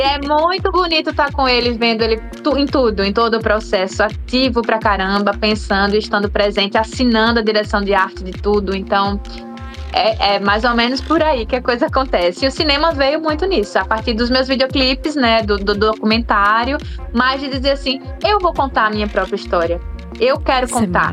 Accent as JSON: {"language": "Portuguese", "town": "Aracaju", "region": "Sergipe", "country": "Brazil", "tie": "born or raised there", "moved": "as an adult", "lives_now": "São Paulo, Brazil", "said": "eu cresci em Aracaju, nasci, cresci num bairro quilombola, né, que é o Getúlio Vargas"}